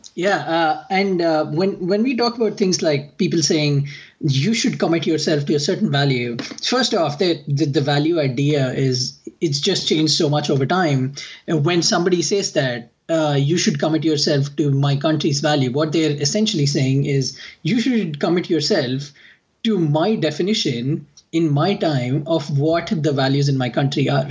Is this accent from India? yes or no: yes; India; now in United States; I am from India